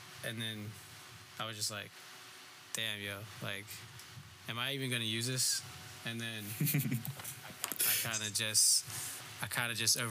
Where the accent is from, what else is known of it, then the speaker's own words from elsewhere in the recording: Virginia, United States; I grew up in Virginia, like, the, like, about 20 minutes from the North Carolina border